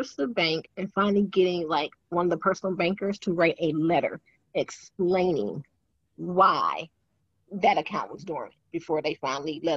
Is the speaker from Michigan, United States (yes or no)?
yes; Detroit, Michigan, United States; I grew up in Detroit